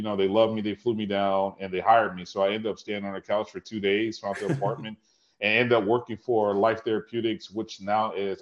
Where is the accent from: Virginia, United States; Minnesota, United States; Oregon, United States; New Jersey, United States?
Minnesota, United States; Minneapolis; moved away as an adult; also born or lived in Atlanta; I grew up in Minneapolis, Minnesota